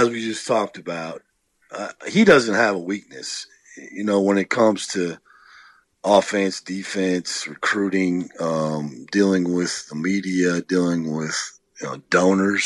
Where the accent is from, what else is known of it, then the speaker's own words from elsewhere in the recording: Iowa, United States; moved away; I grew up in a farming community in Iowa, 1,000 people in my hometown